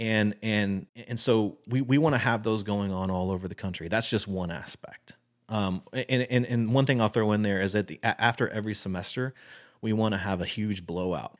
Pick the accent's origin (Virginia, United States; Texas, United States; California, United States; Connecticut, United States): Texas, United States; I'm one hundred percent Texan, born and raised.